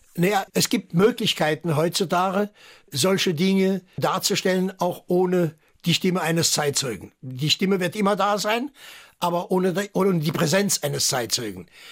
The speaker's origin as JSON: {"language": "German", "region": "Saarland", "country": "Germany", "tie": "born or raised there", "also_born_or_lived": "Agen, France / Saarbrücken", "first_language": "French", "said": "ich bin Saarländer, ich bin Deutscher"}